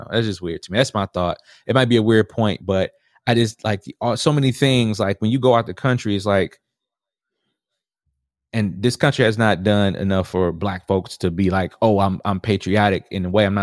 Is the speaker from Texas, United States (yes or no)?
yes; Houston, Texas, United States; also born or lived in Milwaukee; Oh, I'm from you know I'm Houston. I was born, but I was born in Milwaukee.